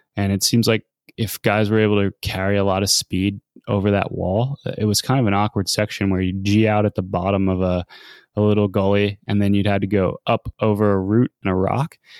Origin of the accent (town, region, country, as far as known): United States